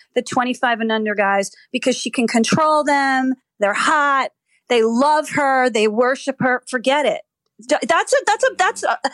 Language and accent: English; New Jersey, United States; I'm from Jersey